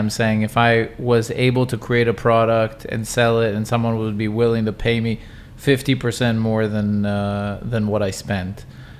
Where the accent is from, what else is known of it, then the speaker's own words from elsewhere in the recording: Atlanta, Georgia, United States; I'm also from Atlanta, Georgia, the birthplace of Coca-Cola.